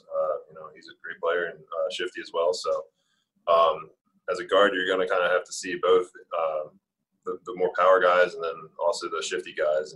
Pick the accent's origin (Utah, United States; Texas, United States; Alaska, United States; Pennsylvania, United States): Pennsylvania, United States; I'm from Pennsylvania, so it's closer to my family and friends